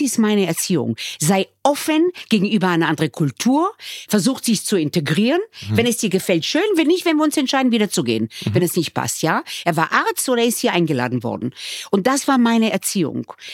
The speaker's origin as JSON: {"language": "German", "country": "Israel", "also_born_or_lived": "Germany", "moved": "yes", "lives_now": "Austria", "said": "wir kommen äh, eigentlich aus Israel und sind integriert"}